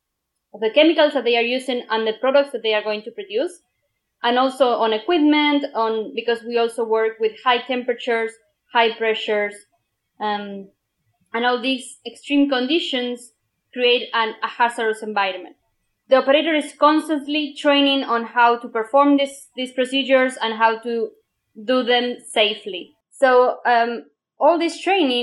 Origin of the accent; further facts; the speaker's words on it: Argentina; now in Germany; I come from Argentina